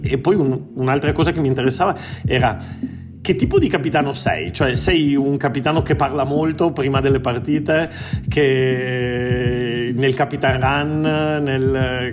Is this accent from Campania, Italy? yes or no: no; Treviso, Veneto, Italy; moved away as an adult; also born or lived in Turin; now in Barcelona, Spain; Io sono nato a Torino ma cresciuto a Treviso